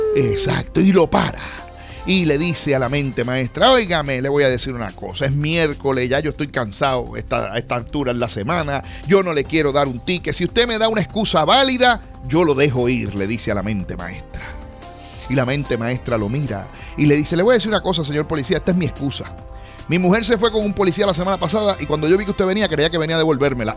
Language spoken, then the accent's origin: Spanish; Aguadilla, Puerto Rico; en mi pueblo de Aguadilla